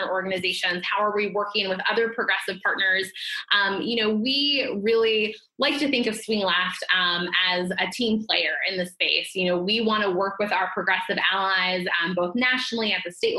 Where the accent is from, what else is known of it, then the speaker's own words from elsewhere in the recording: the South, United States; I am a Democrat from the South